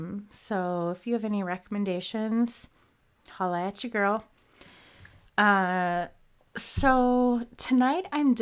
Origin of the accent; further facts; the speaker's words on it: Minnesota, United States; movie Fargo takes place, which is not Fargo, but in Minnesota. I don't know if you could tell from my accent. Apparently, sometimes I have one, sometimes I don't.